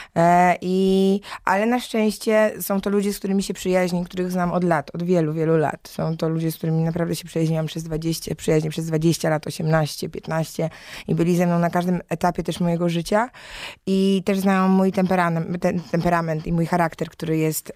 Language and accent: Polish; Silesian Voivodeship, Poland; moved away; ja jestem ze Śląska, więc ogólnie Śląsk jest mi dobrze znany, a moi rodzice mieszkają w Gliwicach